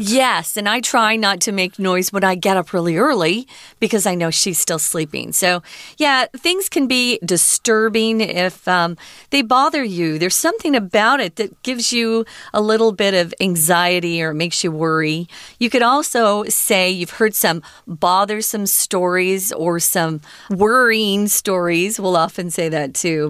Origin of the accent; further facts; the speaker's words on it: Arizona, United States; moved away as an adult; now in Taiwan; I grew up in Arizona. We have strong sun